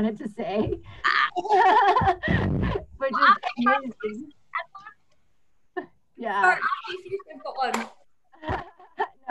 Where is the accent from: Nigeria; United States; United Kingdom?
United States; Texas; I grew up in Texas as like one of the few Asians amongst a sea of white, beautiful white blonde girls